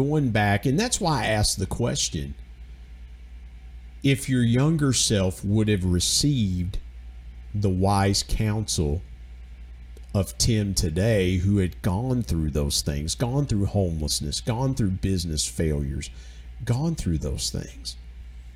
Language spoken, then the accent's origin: English; Georgia, United States; also born or lived in West Virginia; I'm from Georgia